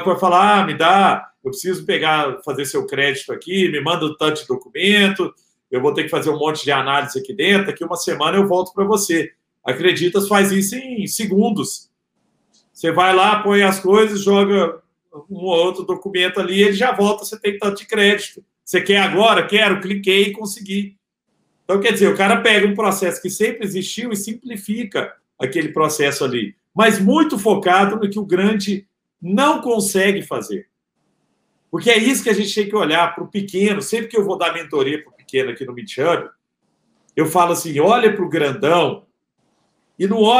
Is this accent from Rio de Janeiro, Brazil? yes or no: no; Araguari, Minas Gerais, Brazil; o cara que quisesse dar aula de culinária vegana em Araguari, minha cidade natal